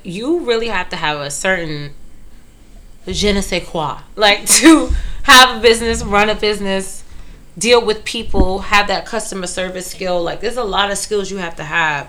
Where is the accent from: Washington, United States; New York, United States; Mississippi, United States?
New York, United States; New York City; I grew up in Brooklyn